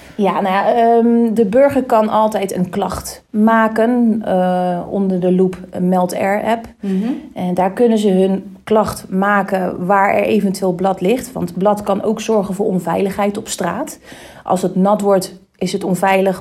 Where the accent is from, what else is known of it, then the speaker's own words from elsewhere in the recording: Rotterdam, South Holland, Netherlands; ons als Rotterdammer